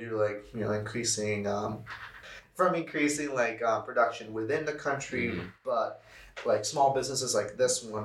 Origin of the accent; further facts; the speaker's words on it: Wisconsin, United States; accent: Wisconsin; my Wisconsin accent